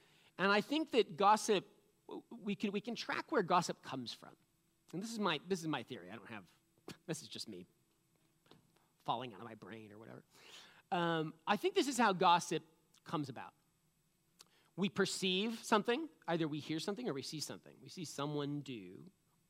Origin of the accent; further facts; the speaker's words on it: New England, United States; I'm from New England